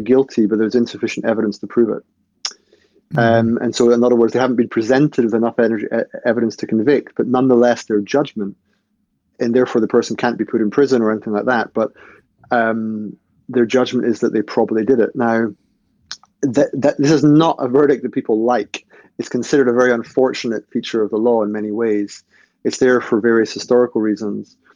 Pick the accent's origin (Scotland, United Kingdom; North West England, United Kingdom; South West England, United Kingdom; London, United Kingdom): Scotland, United Kingdom; I'm from Scotland